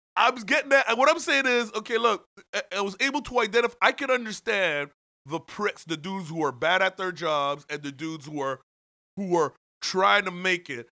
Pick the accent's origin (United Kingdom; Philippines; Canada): Canada; growing up in Canada